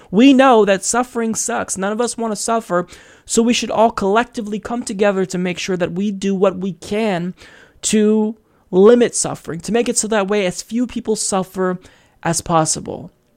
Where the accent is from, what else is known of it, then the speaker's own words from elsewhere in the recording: United States; As an American